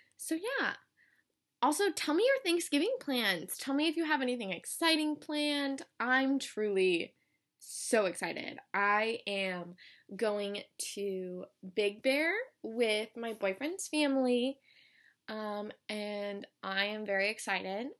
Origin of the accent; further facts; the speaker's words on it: Colorado, United States; moved away as an adult; I'm from Colorado